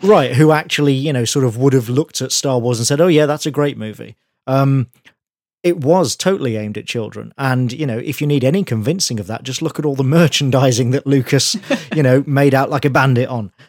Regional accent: United Kingdom; I'm British, I grew up here

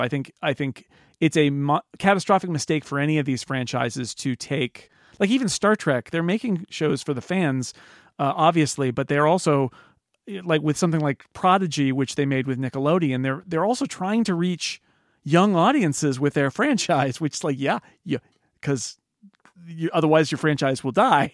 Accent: United States

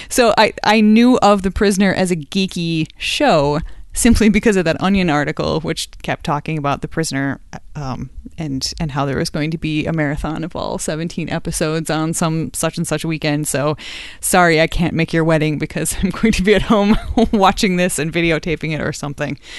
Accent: Madison, Wisconsin, United States; I am from Madison, Wisconsin

